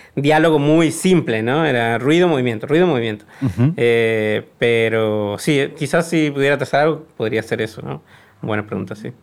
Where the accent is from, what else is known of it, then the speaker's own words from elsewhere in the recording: Mexico; moved away as an adult; also born or lived in Argentina / Hong Kong; mi país de origen